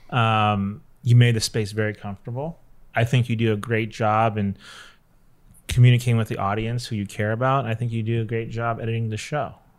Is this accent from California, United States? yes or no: yes; Los Angeles, California, United States; Cliff and I are both born and raised here